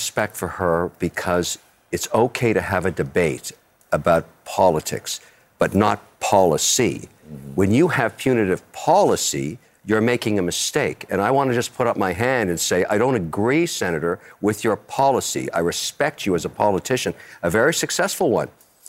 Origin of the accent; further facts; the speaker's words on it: Canada; You know, I'm a Canadian, I'm Emirati, and I'm also Irish.